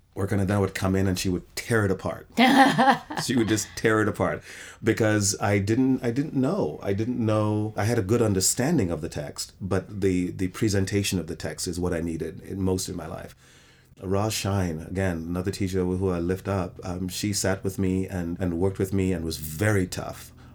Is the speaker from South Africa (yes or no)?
no; England, United Kingdom; also born or lived in Trinidad, Trinidad & Tobago / New York, United States; I was born in the West Indies. I was born in Trinidad, West Indies, and I grew up in England and New York.